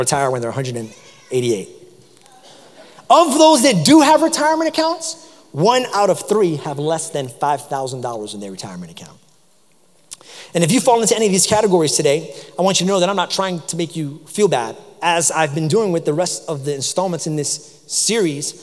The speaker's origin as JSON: {"language": "English", "region": "New York", "country": "United States", "tie": "born or raised there", "moved": "yes", "lives_now": "South Carolina, United States", "said": "I grew up in New York"}